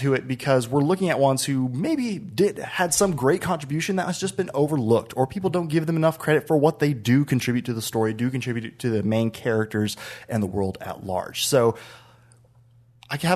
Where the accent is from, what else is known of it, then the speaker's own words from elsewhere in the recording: Oklahoma, United States; now in Texas, United States; I'm from Oklahoma